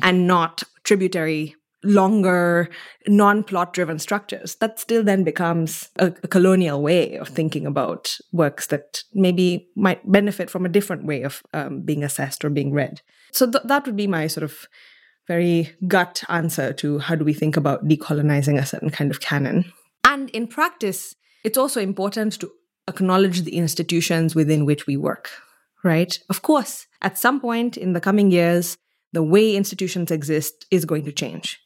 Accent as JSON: {"language": "English", "town": "Mombasa", "region": "Mombasa County", "country": "Kenya", "tie": "born or raised there", "moved": "as an adult", "lives_now": "Stanford, United States", "said": "I'm from Mombasa, Kenya. I was born and raised in this, it's an island city."}